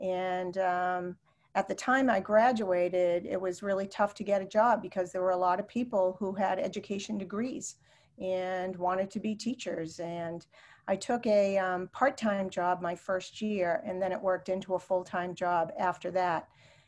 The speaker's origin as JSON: {"language": "English", "town": "Salem", "region": "New Hampshire", "country": "United States", "tie": "born or raised there", "said": "I grew up in Salem, New Hampshire, which at the time was a small town on the Massachusetts border."}